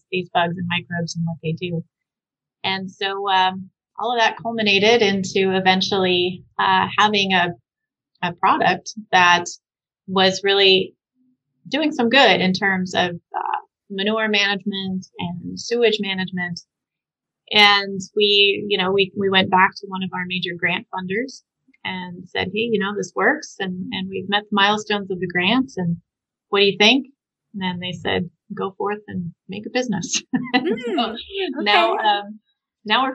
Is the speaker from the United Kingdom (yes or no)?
no; Southwest, United States; I grew up in the Southwest